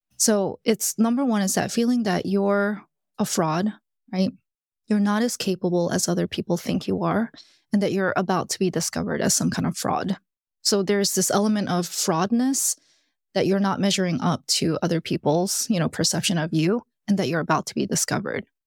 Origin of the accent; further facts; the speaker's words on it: Alabama, United States; I grew up in Alabama and I'm Korean.